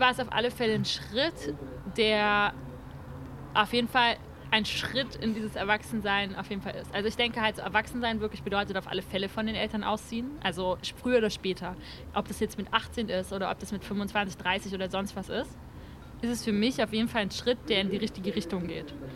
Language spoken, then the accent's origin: German; Brandenburg, Germany; also bei uns in Brandenburg hat es an den Lehrern gemangelt.